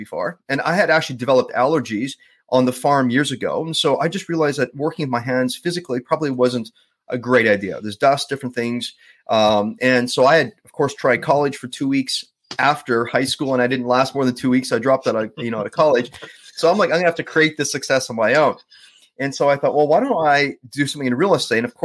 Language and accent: English; Winnipeg, Manitoba, Canada; now in Vancouver, Canada; born and raised in Southern Manitoba. So Winnipeg